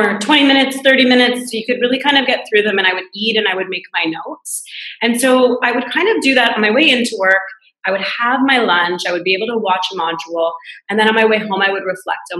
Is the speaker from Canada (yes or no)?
yes; Canada; moved away as an adult; now in France; I'm Canadian, but I moved to France to work at a business school here